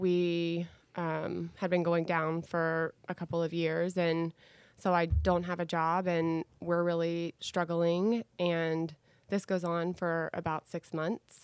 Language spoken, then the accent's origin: English; Dallas, Texas, United States; I am a Dallas native, grew up in this great city